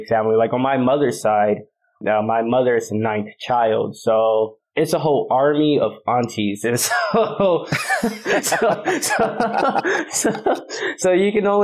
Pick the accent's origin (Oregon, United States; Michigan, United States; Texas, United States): Michigan, United States; Belleville; moved away as an adult; now in Los Angeles, United States; I actually grew up in Belleville, Michigan, which is not too far from Ann Arbor